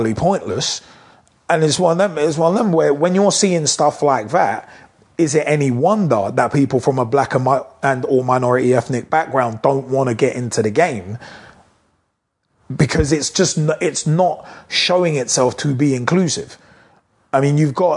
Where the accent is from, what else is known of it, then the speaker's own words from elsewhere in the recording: United Kingdom; British people